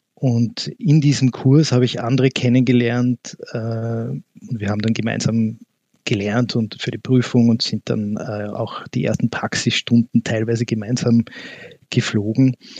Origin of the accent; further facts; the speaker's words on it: Vienna, Austria; ich selber bin in Wien geboren und auch hier aufgewachsen